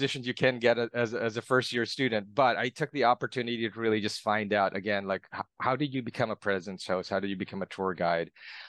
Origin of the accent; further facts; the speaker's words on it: Philippines; now in United States; I was actually born and raised overseas. I was born and raised in the Philippines.